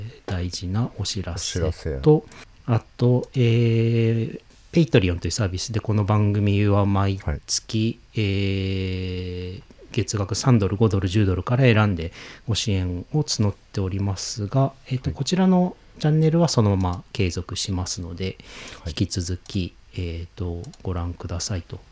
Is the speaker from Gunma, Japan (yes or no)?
no; Niigata, Japan; now in Kanagawa, Japan; 俺の新潟の実家